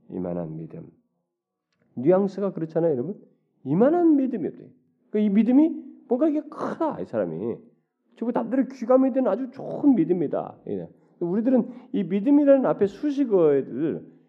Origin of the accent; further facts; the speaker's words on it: South Korea; 우리 한국 사람들은